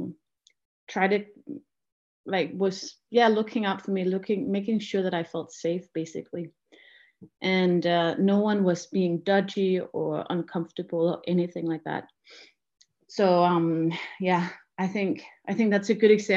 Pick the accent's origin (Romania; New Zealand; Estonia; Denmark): Denmark; I'm from Denmark